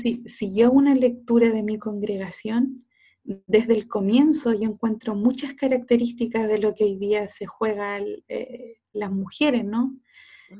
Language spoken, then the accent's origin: Spanish; Cauquenes, Maule, Chile; yo soy de cauquenes